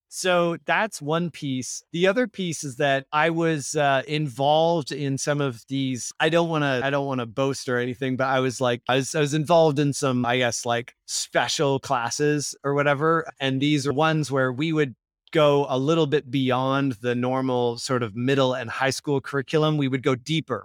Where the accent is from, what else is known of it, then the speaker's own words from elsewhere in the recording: Victoria, British Columbia, Canada; I grew up in Victoria, B C. It's a small It's the capital of British Columbia